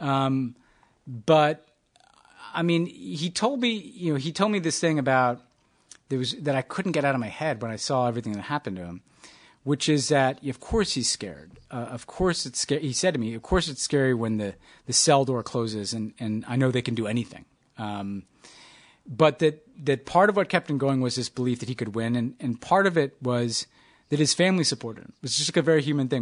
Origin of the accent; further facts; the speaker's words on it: New York, United States; also born or lived in Texas; I'm a New Yorker.